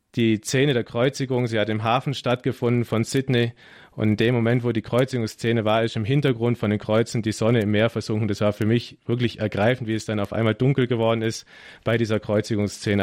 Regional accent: Germany; als Deutsche und man ist ja Organisations Profi als Deutscher

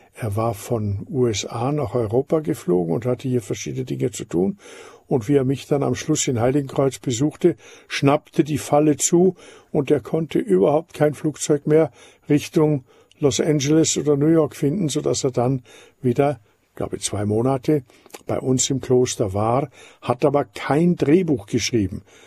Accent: Austria; ich bin Österreicher und in Österreich sind sogar die Führung der Titel vom Staat her nicht erlaubt und ich bin daher ganz aufgewachsen ohne aristokratische Titel

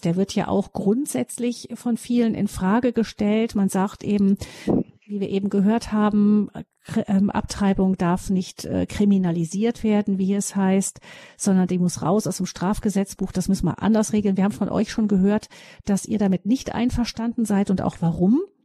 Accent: Germany; bei uns in Deutschland

